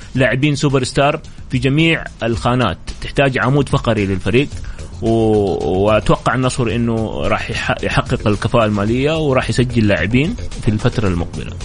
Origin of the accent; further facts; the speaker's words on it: Saudi Arabia; لأننا احنا سعوديين